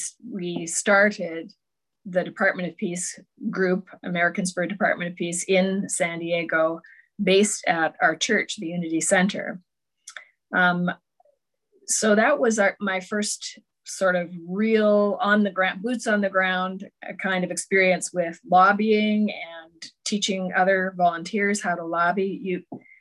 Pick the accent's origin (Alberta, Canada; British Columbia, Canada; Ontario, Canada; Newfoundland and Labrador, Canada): Ontario, Canada; just outside Toronto; I was born in just outside Toronto, grew up there.